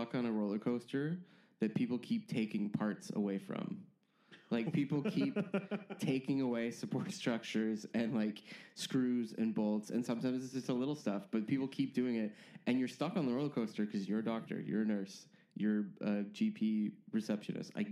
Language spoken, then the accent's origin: English; Canada; moved away as an adult; now in London, United Kingdom; that's why I sound like this. Everyone listening at home, I'm Canadian